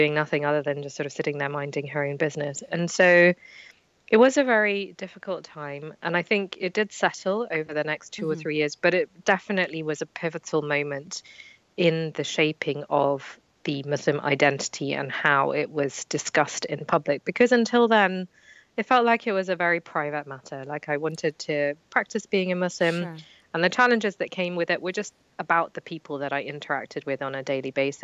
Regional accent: London, United Kingdom; when I grew up in London

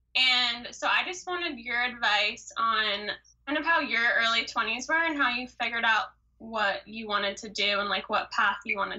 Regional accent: Orange County, California, United States; I am from Orange County.

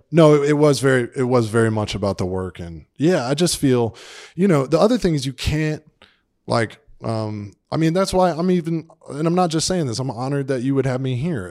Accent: Atlanta, Georgia, United States; moved away; I grew up in Atlanta, Georgia

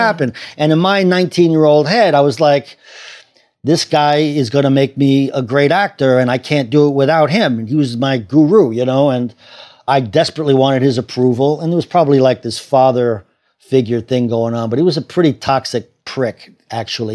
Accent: Cambridge, Massachusetts, United States; also born or lived in Washington, D.C.; now in New York City, United States; I grew up in Cambridge, Massachusetts

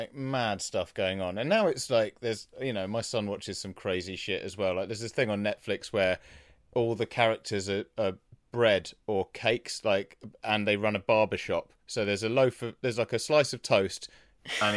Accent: England, United Kingdom; we're from England

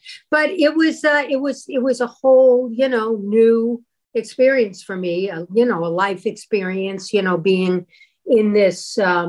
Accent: St. Louis, Missouri, United States; moved away; hello, I'm from St. Louis, Missouri.

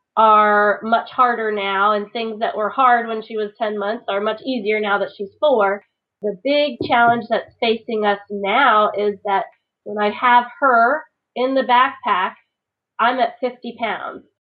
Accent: Virginia, United States; The Virginia remote spot. My favorite remote spot until we headed out west. my home state out on a barrier island.

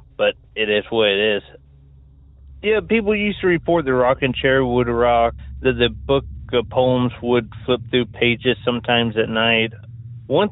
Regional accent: Tennessee, United States; also born or lived in California; Growing up in Tennessee, I grew up in a small town

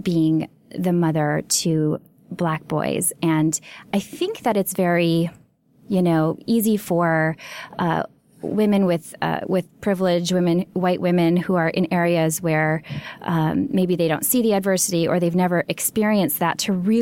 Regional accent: Minneapolis, Minnesota, United States; I'm from Minneapolis, which is Princetown

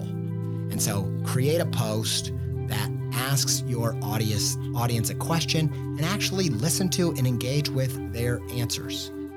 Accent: Midwest, United States; I'm a Midwesterner

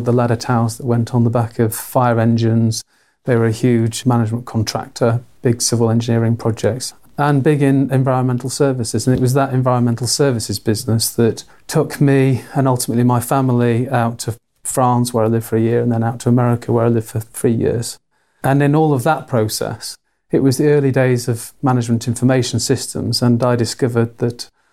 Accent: Manchester, North West England, United Kingdom; moved away as an adult; now in Cambridge, United Kingdom; I'm Mancunian from the north of England

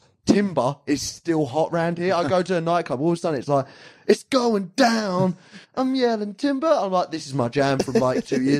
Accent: England, United Kingdom; we're English.

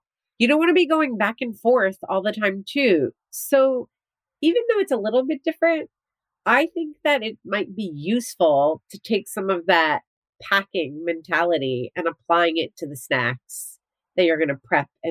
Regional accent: New Jersey, United States; moved away; growing up in New Jersey, where I went to the beach all the time

